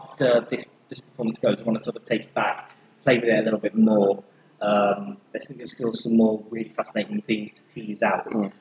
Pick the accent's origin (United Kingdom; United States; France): United Kingdom; Leicester, East Midlands; Maisie and I were invited, because we're both from the Midlands, you see. Put the Book Down is a Midlands company, I'm from Leicester. Midlands represent.